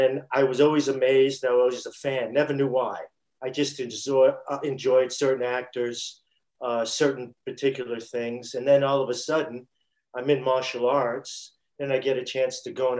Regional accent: New York City, New York, United States; when I was growing up in Brooklyn.

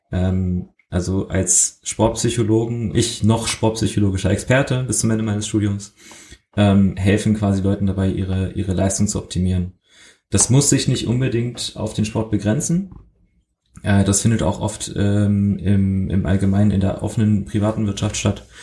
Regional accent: Germany; accent: German; ich habe ich hab sehr lange, sehr hart dran gearbeitet, meinen deutschen Akzent loszuwerden.

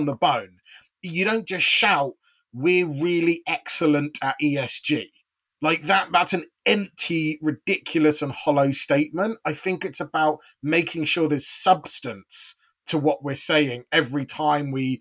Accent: United Kingdom; now in South Africa; a Brit by birth

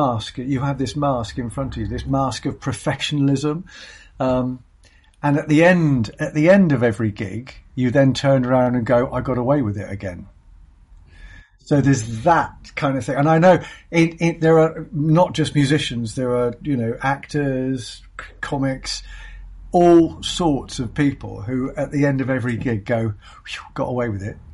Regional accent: Plymouth, South West England, United Kingdom; moved away; I loved growing up in Plymouth

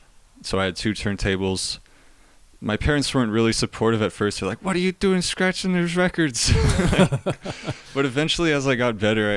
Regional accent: Yorba Linda, California, United States; now in Walnut, United States; I'm from Yorba Linda, Orange County

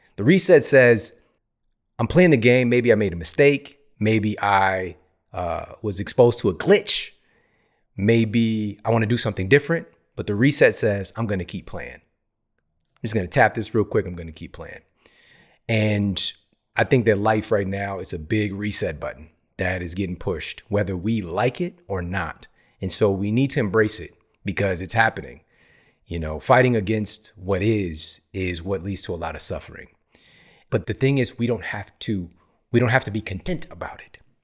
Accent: St. Louis, Missouri, United States; moved away as an adult; also born or lived in Ferguson, Missouri; now in California, United States; I grew up in the Midwest, S T L

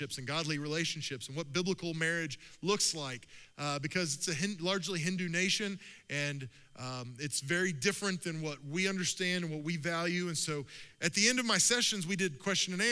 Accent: Oklahoma, United States; I'm from Oklahoma

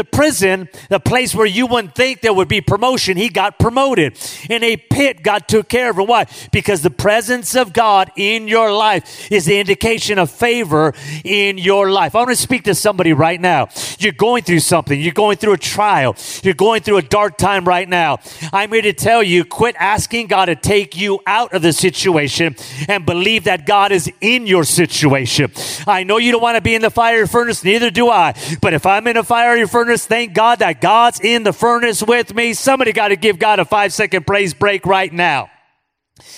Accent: Los Angeles, California, United States; I grew up in East

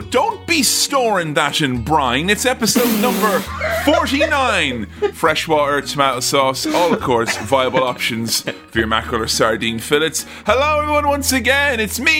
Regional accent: Ireland; For me, as an Irishman, it's the month of Easter is my Independence Day.

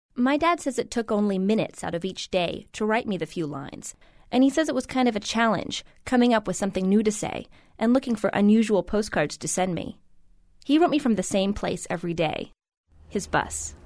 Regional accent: Huntington Beach, California, United States; I grew up in Huntington Beach, Surf City, USA

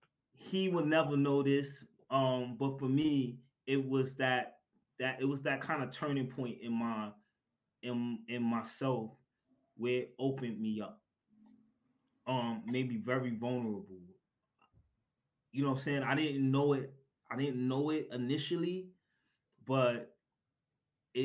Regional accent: New York City, New York, United States; I am originally from, or I'm born and raised in Brooklyn, New York, and still residing in Brooklyn, New York

